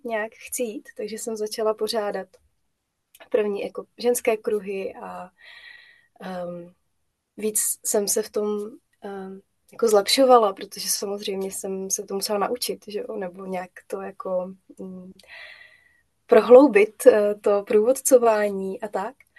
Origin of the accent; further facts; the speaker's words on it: Moravia, Czechia; also born or lived in Brno; tady u nás na Moravě